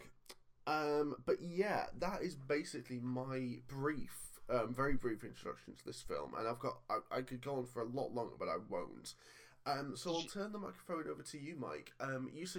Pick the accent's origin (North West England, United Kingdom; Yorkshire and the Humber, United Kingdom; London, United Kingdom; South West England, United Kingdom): North West England, United Kingdom; Cockermouth; born or raised there